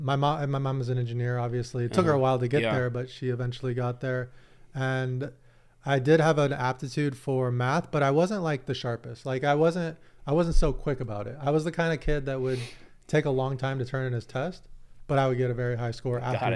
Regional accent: San Diego, California, United States; I grew up in the Southern California ecosystem of poker, but I was more in San Diego. You guys had your LA thing.

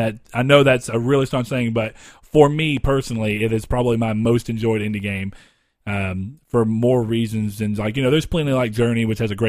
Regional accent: the South, United States; Our hometown is boring because it's too spread out because we live in the South

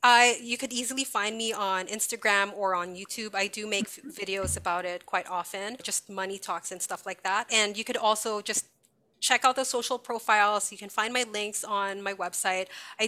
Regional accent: Canada; I recognize that because I came from Canada, we were able to give money for chemotherapy treatments.

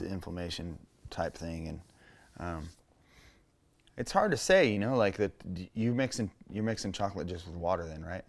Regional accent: Menifee, California, United States; also born or lived in Canyon Lake; Growing up in Menifee off the highway

